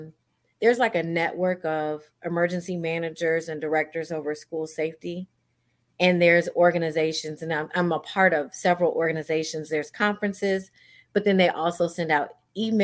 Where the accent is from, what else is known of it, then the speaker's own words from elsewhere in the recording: Iowa, United States; moved away as an adult; now in Houston, United States; I'm originally from Iowa, so I'm not even from Houston